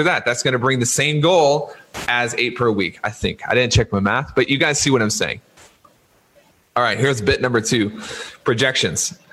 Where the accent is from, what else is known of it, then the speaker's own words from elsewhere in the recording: Louisiana, United States; I was born in Louisiana, and I was raised a Louisiana State University